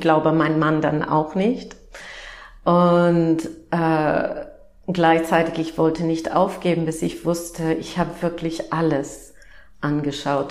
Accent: Upper Midwest, United States; German is a second language; moved away as an adult; now in Germany; ich bin Amerikanerin und ähm, bin aufgewachsen im Nord-Midwest von den Vereinigten Staaten

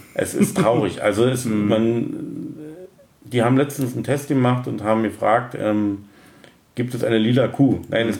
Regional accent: Berlin, Germany; accent: Berliner Dialekt; vor 52 Jahren in Berlin geboren, also bin also ein waschechter Berliner und auch in Berlin groß geworden

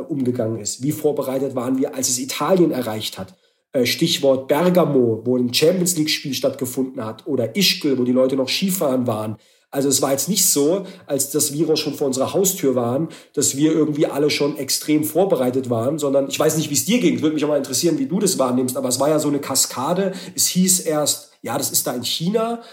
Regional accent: Baden-Württemberg, Germany; ich komme ja aus dem Ländler, aus Baden-Württemberg

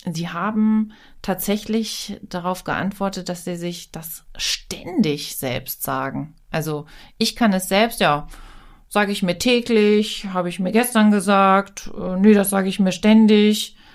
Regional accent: Hanover, Lower Saxony, Germany; Also jung hier aufgewachsen, dann echt nicht aufs krasse Land gezogen und jetzt wieder hier äh, am Werk.

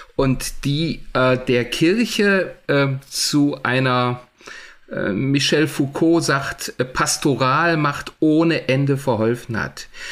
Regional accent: Germany; bei uns in Deutschland

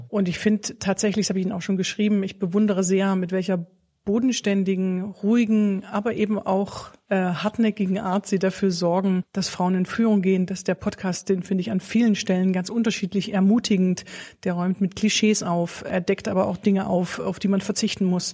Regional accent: Bitterfeld-Wolfen, Saxony-Anhalt, Germany; Ich komme aus der Gegend Bitterfeld-Wolfen

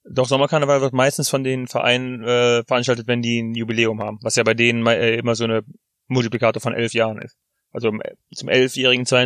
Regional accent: Rhineland, Germany; ich komme halt aus dem Rheinland, da fliegt man nach Malle.

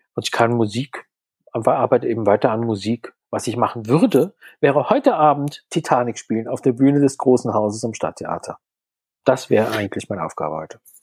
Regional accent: Mannheim, Baden-Württemberg, Germany; also born or lived in Berlin; now in Pforzheim, Germany; Ich stamme ursprünglich aus Mannheim

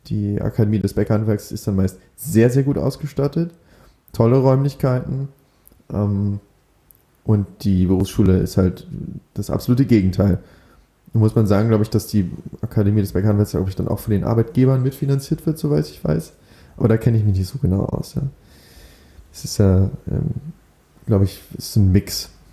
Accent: Berlin, Germany; moved away as an adult; also born or lived in Amsterdam; einen Ausbildungsplatz in Berlin gesucht, meine Heimatstadt

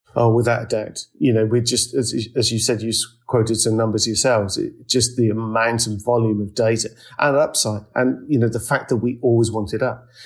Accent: United Kingdom; now in London, United Kingdom; as Brits

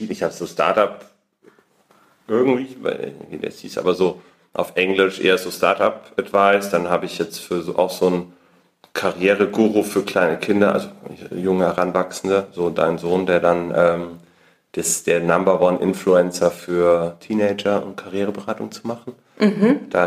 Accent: Munich, Bavaria, Germany; davor habe ich studiert und ich komme ursprünglich aus München.

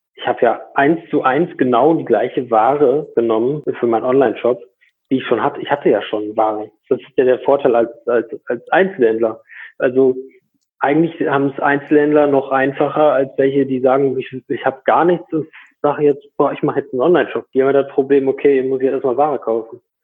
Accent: Borken, North Rhine-Westphalia, Germany; komme aus Borken. Das ist äh, im Münsterland.

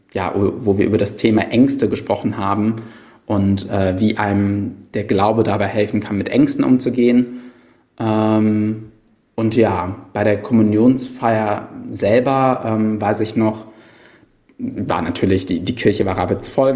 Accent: Cologne, North Rhine-Westphalia, Germany; bei mir als gebürtiger Kölner

